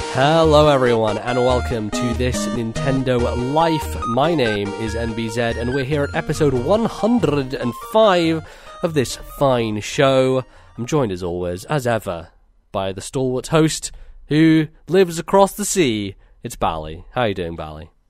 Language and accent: English; United Kingdom; we're British